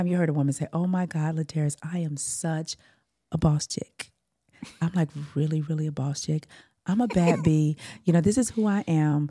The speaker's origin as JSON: {"language": "English", "region": "California", "country": "United States", "said": "And I'm like, oh no, I'm from California, honey."}